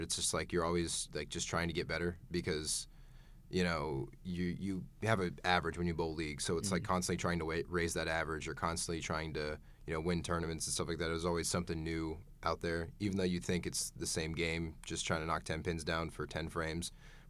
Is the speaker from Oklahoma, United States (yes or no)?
yes; Tulsa, Oklahoma, United States; moved away as an adult; also born or lived in Broken Arrow, Oklahoma; now in Saint Charles, United States; I'm from Tulsa, Oklahoma.